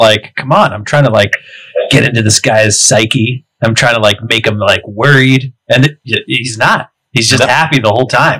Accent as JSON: {"language": "English", "region": "West Virginia", "country": "United States", "said": "And I'm from West Virginia"}